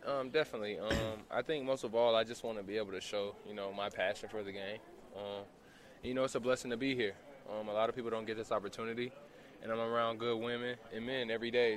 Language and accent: English; Columbia, South Carolina, United States; also born or lived in Charleston, South Carolina / Goose Creek, South Carolina; now in Salt Lake City, United States; I was born in Charleston, grew up in Columbia, South Carolina